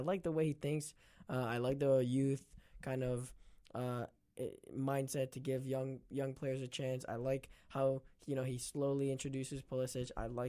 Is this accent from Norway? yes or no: no; Canada; I'm hyped. I'm hyped. Canadian, first of all